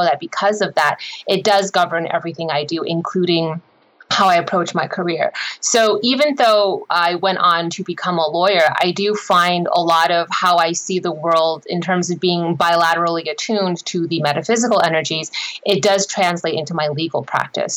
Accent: United States; I am Asian American

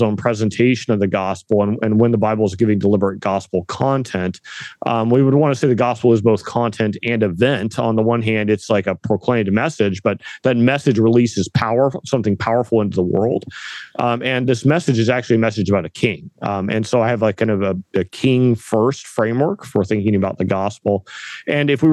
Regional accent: Northern California, United States; moved away; We're from the West Coast originally, my wife and I both. My wife from Portland, myself from Northern California, but kind of way up in the sticks in the mountains

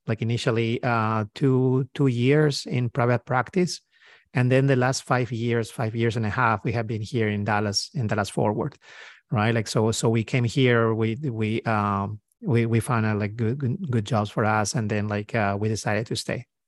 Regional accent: Peru; moved away as an adult; now in United States; I'm, uh, from South America. I'm, uh, from, from Peru.

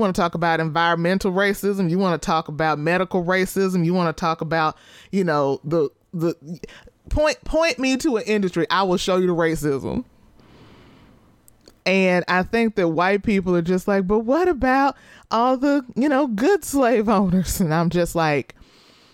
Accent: Texas, United States; As a Texan

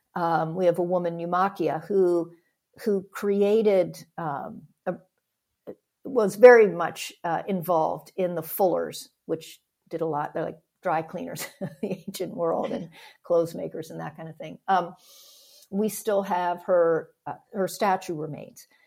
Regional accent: Pennsylvania, United States; moved away as an adult; also born or lived in Denver / Chicago; I grew up in Pennsylvania.

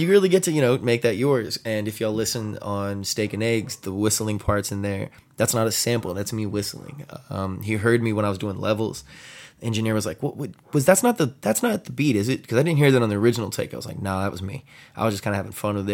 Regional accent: San Antonio, Texas, United States; also born or lived in Austin, Texas; I'm from San Antonio, Texas

